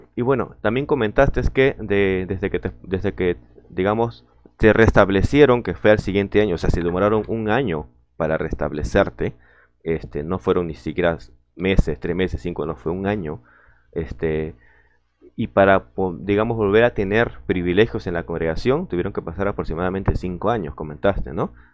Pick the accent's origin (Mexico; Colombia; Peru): Peru; saludos de Lima, Perú también, uno, un compatriota